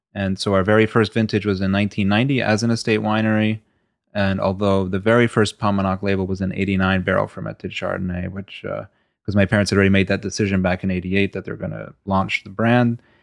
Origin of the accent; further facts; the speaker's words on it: Stamford, Connecticut, United States; also born or lived in Bahrain / Kuwait; after my parents had moved to, uh, Stamford, Connecticut, where we all grew up